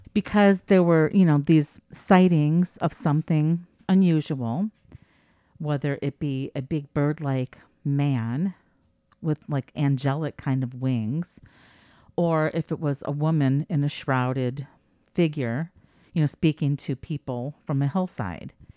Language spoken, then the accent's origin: English; United States; I'm such an American